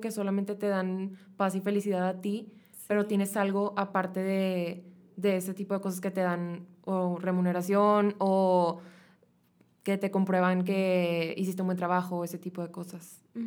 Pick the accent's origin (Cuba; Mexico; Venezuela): Mexico; nosotros como mexicanos